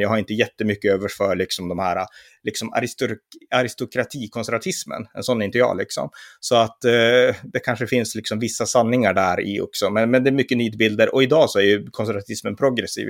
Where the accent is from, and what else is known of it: Sweden